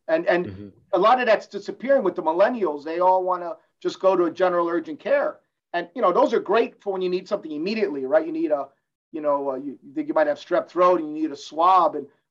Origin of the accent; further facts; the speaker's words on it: Cuba; I'm a capitalist. I came from Cuba. I'm a capitalist.